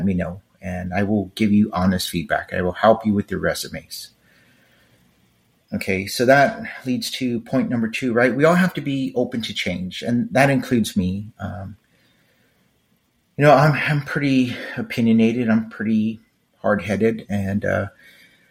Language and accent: English; Los Angeles, California, United States; moved away; Growing up in East Los Angeles